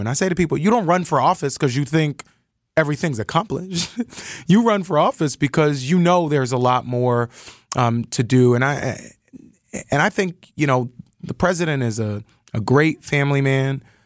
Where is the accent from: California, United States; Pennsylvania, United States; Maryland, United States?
Pennsylvania, United States; Philadelphia; I'm from Philly